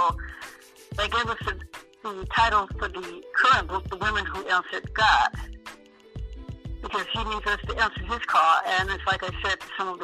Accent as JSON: {"language": "English", "region": "Michigan", "country": "United States", "said": "I'm from Michigan"}